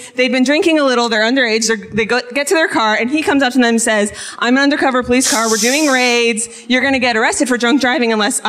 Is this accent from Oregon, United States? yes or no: yes; Salem, Oregon, United States; now in Hood River, United States; I grew up in Salem, but I live in Hood River.